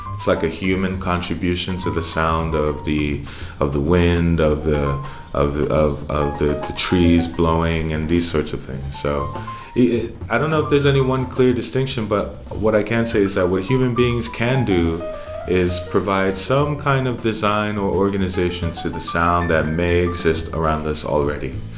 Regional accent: New York City, New York, United States; also born or lived in Bronx; growing up in Harlem and partially in the Bronx as well

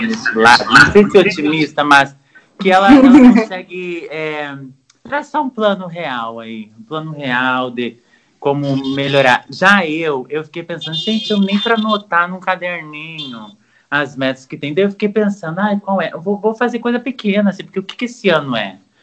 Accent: Brazil; nós brasileiros

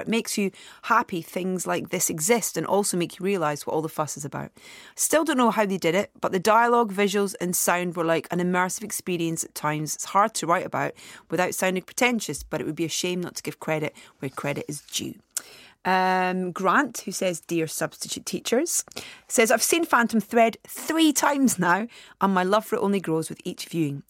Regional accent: Anstruther, Scotland, United Kingdom; from a little fishing village called Anstruther, which is on the east coast near Saint Andrews

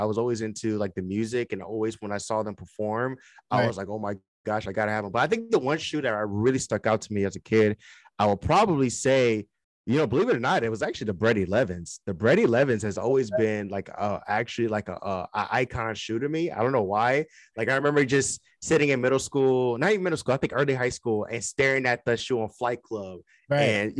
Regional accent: Detroit, Michigan, United States; also born or lived in California; So yeah, I'm really from Detroit, but I moved to California and I was out there for about 3 years in the San Francisco Bay Area.

